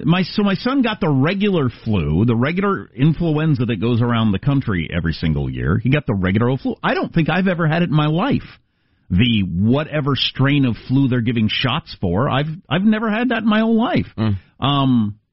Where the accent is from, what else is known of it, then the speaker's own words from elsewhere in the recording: Kansas, United States; moved away; I'm from Kansas.